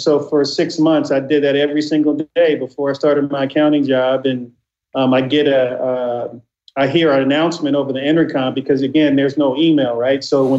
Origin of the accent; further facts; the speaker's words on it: Inglewood, California, United States; as a kid growing up in Inglewood, California, my dream was to be a sneaker designer. You know, growing up in the in the early 80s for a kid from Inglewood to say something like that was kind of crazy